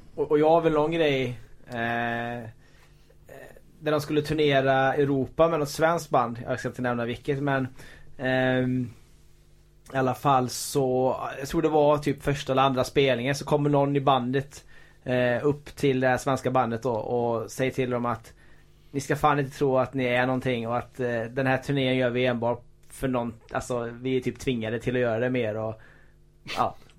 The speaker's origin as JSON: {"language": "Swedish", "town": "Borås", "region": "Västra Götaland", "country": "Sweden", "said": "jag är från Borås"}